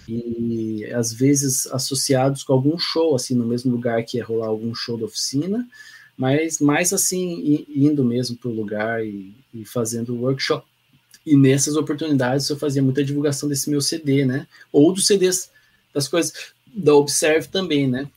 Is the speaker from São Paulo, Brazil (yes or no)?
yes; Pindamonhangaba, São Paulo, Brazil; moved away as an adult; also born or lived in England; now in Lages, Brazil; na minha cidade natal, né, Pindamonhangaba